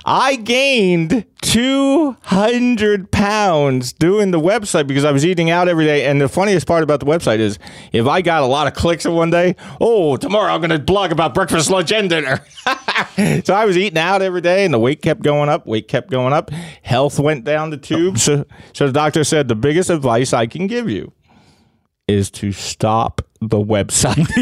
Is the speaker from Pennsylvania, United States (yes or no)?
yes; Philadelphia, Pennsylvania, United States; I grew up in Kensington